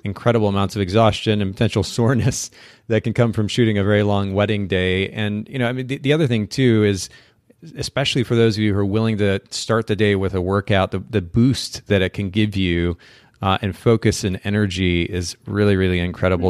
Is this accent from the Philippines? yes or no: no; Japan; moved away; I grew up in Japan